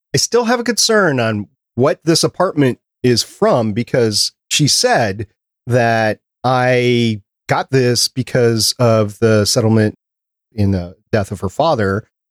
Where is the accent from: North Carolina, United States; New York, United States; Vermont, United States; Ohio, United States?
New York, United States; New York City; I was born in Brooklyn